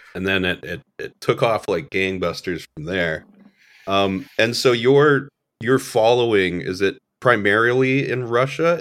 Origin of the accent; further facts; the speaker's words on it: Alberta, Canada; moved away; I'm from Alberta originally